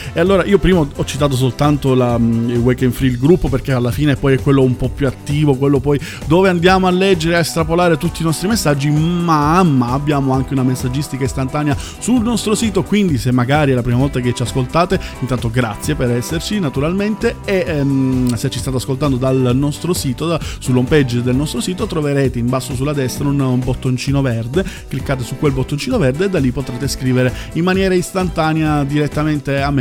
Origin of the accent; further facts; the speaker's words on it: Southern Italy, Italy; io che sono terrone